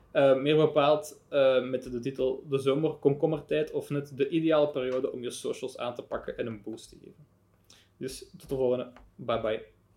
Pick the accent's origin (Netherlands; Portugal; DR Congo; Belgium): Belgium